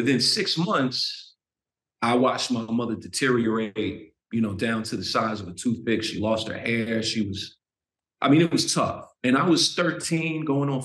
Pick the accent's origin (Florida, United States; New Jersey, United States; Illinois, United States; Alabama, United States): Florida, United States; born or raised there; also born or lived in Jamaica, Queens, New York